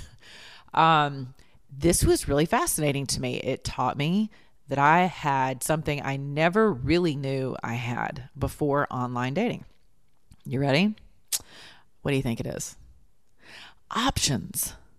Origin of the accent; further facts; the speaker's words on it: the South, United States; we're from the South.